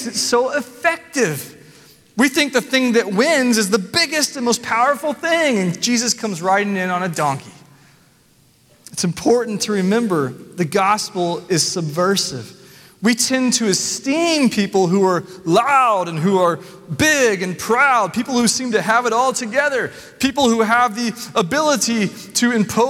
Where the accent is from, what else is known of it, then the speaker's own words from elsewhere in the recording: Nashville, Tennessee, United States; I'm from Nashville